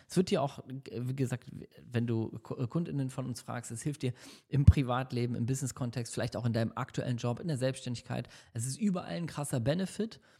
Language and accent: German; Hamburg, Germany; now in Düsseldorf, Germany; Ich äh, lebe ja in Düsseldorf. Meine Heimat ist zwar Hamburg